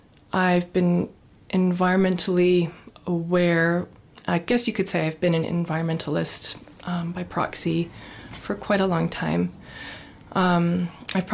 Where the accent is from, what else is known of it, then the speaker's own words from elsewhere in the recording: Nova Scotia, Canada; moved away as an adult; now in British Columbia, Canada; I grew up in Nova Scotia. That was my home base. And I moved British Columbia in my early 20s.